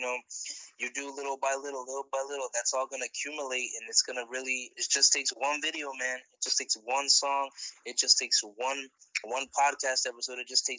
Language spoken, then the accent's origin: English; Virginia, United States; I'm from Virginia.